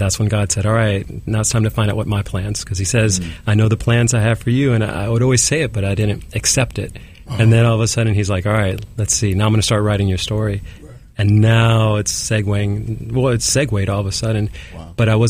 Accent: New York City, New York, United States; I was born here in Manhattan

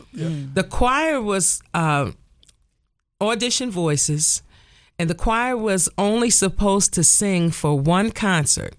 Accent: Nutley, New Jersey, United States; I grew up in the First Baptist Church of Nutley, New Jersey

